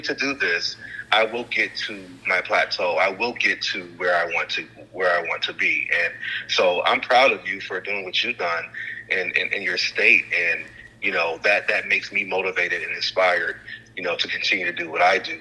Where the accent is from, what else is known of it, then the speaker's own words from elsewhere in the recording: Chicago, Illinois, United States; moved away as an adult; also born or lived in Mississippi; now in Los Angeles, United States; from Chicago, Illinois, I was born in Mississippi, raised in Chicago